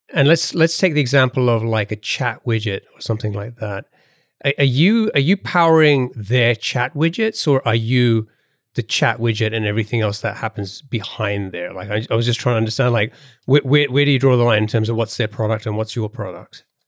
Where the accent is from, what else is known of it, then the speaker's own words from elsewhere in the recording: United Kingdom; accent: British; moved away; my British accent is still can't shake it off completely